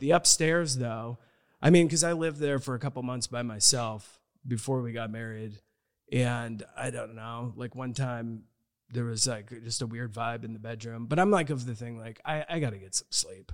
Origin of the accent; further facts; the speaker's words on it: Omaha, Nebraska, United States; my folklore growing up in Omaha was at Humble Park.